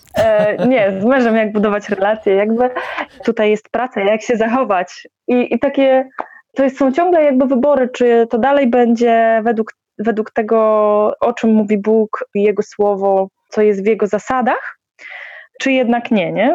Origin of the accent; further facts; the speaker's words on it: Poland; wychowałam się w jakiejś takiej, e, standardowej, powiedzmy, polskiej, katolickiej rodzinie